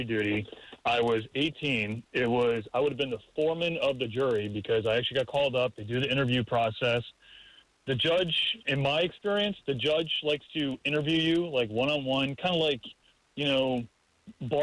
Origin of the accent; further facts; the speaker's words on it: New Jersey, United States; moved away as an adult; now in Florida, United States; I'm originally from New Jersey